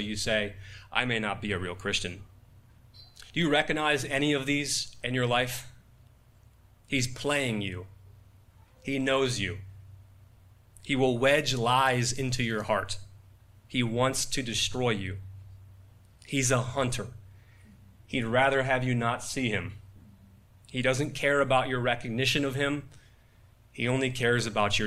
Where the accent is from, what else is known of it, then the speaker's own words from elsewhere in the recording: Buffalo, New York, United States; now in Washington, D.C., United States; Growing up in Buffalo